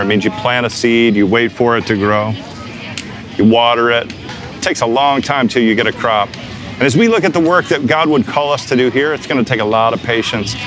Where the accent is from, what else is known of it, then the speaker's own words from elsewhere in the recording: United States; I'm a pastor, I'm a Christian from the United States